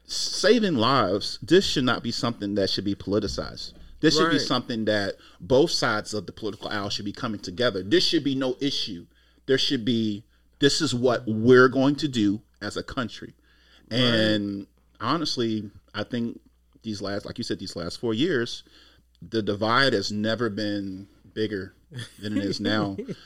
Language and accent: English; United States; as an American